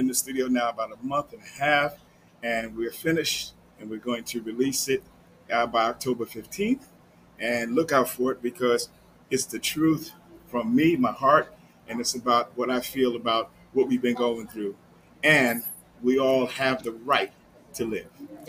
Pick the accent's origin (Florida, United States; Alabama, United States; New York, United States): New York, United States; New York City; Brooklyn in the house. I'm from Brooklyn.